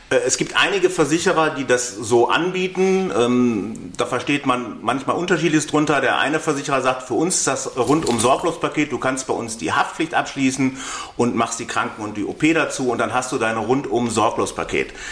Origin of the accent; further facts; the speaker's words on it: North Rhine-Westphalia, Germany; Ähm, ich komme aus Nordrhein-Westfalen.